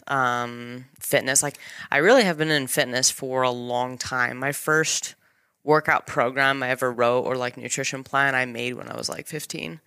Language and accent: English; Elizabeth, Colorado, United States; I was born and raised in Colorado. Little tiny town called Elizabeth.